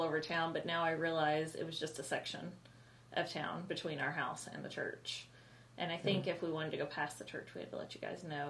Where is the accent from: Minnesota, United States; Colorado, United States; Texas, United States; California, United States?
Colorado, United States; born there; I was born in Colorado during a blizzard.